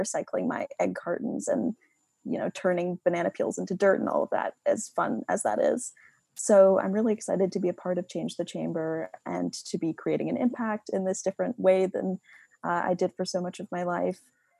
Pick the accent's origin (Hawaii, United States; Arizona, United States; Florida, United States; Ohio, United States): Ohio, United States; Cleveland; I am from Cleveland, Ohio.